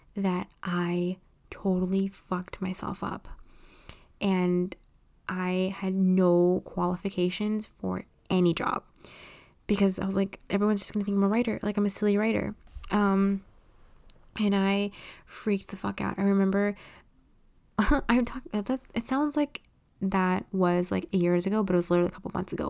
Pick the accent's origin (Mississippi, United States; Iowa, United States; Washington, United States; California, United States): California, United States; Los Angeles; I was born and raised in Los Angeles, California.